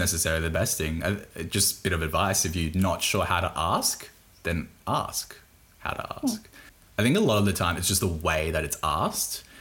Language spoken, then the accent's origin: English; Australia; accent: thick Bogan; I'm from Australia. Like I have a thick, pretty Bogan accent